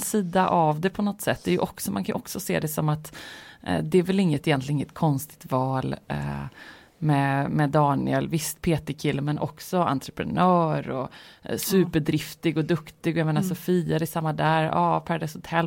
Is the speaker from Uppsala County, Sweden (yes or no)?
no; Gothenburg, Västra Götaland, Sweden; jag känner mig väldigt mycket som en göteborgare